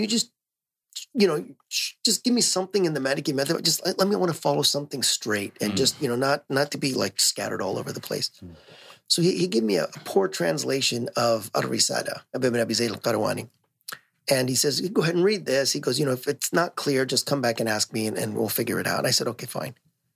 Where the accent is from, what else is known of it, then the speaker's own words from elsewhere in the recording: Los Angeles, California, United States; moved away as an adult; also born or lived in North Hollywood, California; now in Bay Area, United States; I grew up in L.A.